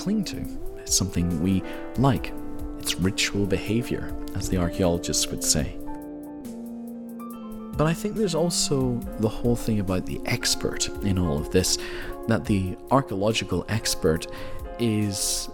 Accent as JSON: {"language": "English", "region": "Northern Ireland", "country": "United Kingdom", "tie": "born or raised there", "also_born_or_lived": "mainland Europe", "moved": "as an adult", "lives_now": "Scotland, United Kingdom", "said": "I was born in Europe, I'm mainland Europe, at 4 years old I moved to Northern Ireland, where my father's from, and I lived in Northern Ireland for my whole life, and then I studied in Scotland, and I live in Scotland"}